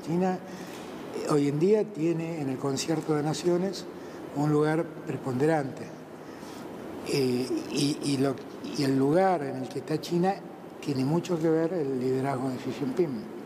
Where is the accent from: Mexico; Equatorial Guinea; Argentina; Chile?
Argentina